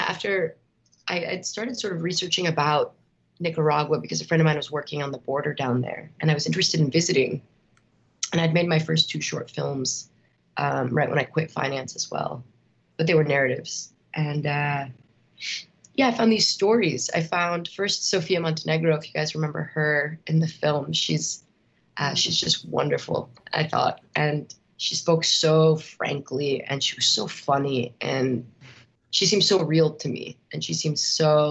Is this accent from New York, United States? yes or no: no; outside Chicago, Illinois, United States; growing up outside Chicago.